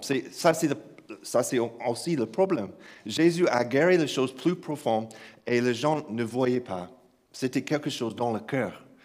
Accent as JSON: {"language": "French", "region": "Kentucky", "country": "United States", "tie": "born or raised there", "second_language": "French", "moved": "yes", "said": "j'ai grandi dans une église euh, au Kentucky. oui, je sais que cet accent ne vient pas de croix russe. Donc, j'ai grandi à, grandi à Kentucky, dans un village"}